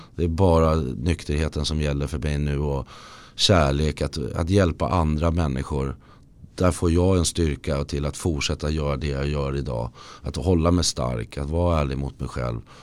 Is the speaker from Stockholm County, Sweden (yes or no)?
yes; Lidingö, Stockholm County, Sweden; moved away; jag har flyttat till där jag föddes på Lidingö. Jag är tillbaka där